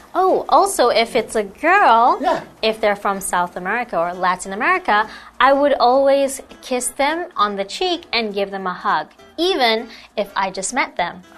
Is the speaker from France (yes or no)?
no; Taiwan; also born or lived in Portugal / United Kingdom; I was born in Portugal, then I moved abroad to Taiwan, but oh. I am also Taiwanese. So, is it really abroad? Mm. And I've been here for most of my life.